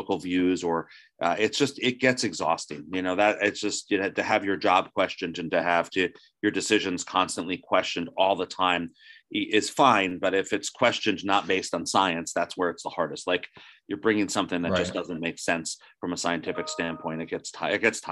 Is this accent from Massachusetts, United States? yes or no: no; New Jersey, United States; I was raised in New Jersey